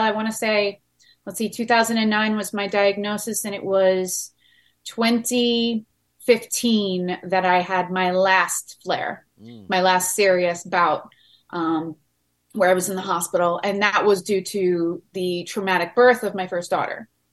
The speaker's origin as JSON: {"language": "English", "area": "Long Island", "region": "New York", "country": "United States", "tie": "born or raised there", "said": "We grew up on Long Island, so I had the water around me my whole entire life."}